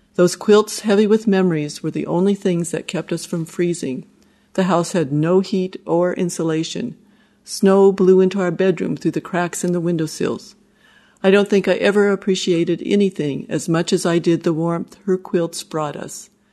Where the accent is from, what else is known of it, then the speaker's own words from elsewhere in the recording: Wyoming, United States; I grew up in Wyoming, and Steve and I raised our family there